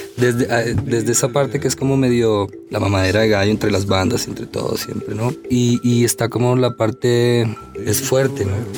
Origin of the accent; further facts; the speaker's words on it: Riohacha, La Guajira, Colombia; now in Bogotá, Colombia; vengo de ribacha de La Guajira. Llegué aquí en el 92, en el año 92, llevo un buen tiempo en Bogotá.